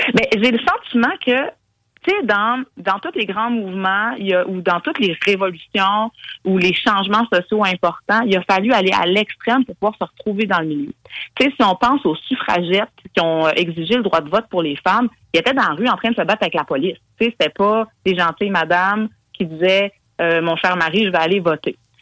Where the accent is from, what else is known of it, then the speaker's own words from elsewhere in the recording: Quebec, Canada; en tant que Québécois, Québécoise